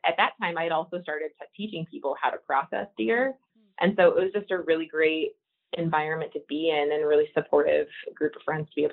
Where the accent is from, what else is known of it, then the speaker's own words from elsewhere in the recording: Texas, United States; now in South Dakota, United States; And I came here from Texas, where there was a lot of private land, and I, um, you know, I came to South Dakota